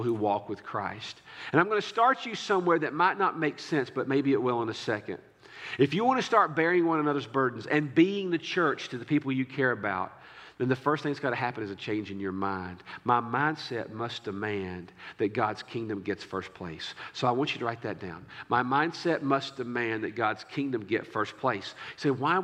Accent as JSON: {"language": "English", "country": "United States", "said": "as an American"}